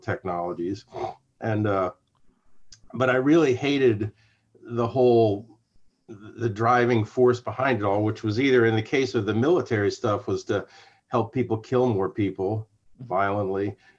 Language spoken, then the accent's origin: English; Sarasota, Florida, United States; I grew up in Sarasota, Florida.